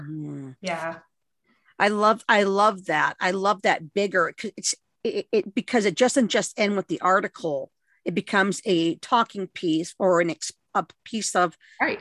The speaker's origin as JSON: {"language": "English", "region": "Southern California", "country": "United States", "tie": "born or raised there", "said": "growing up in Southern California"}